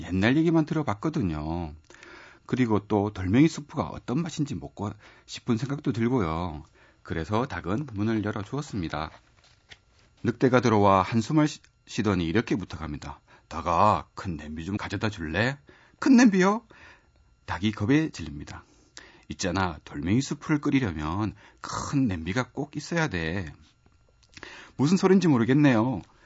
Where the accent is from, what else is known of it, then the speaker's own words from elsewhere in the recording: Gyeongsang, South Korea; accent: Gyeongsang dialect; 제가 경성 사람이라 갖고 잘하기도 사투리가 많이 섞여서